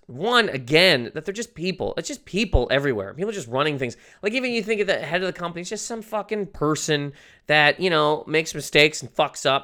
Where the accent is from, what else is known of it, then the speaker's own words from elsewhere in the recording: Canada; I'm Canadian.